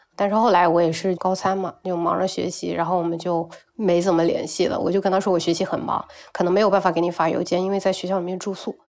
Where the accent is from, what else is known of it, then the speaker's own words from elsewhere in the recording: Beihai, Guangxi, China; now in Nanning, China; 我现在是一名英语老师，生活在广西南宁，然后我的家乡是一个很小的城市，北海